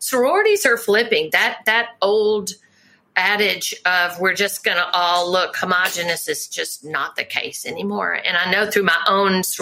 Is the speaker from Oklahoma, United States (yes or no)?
no; Memphis, Tennessee, United States; moved away; Memphis is my hometown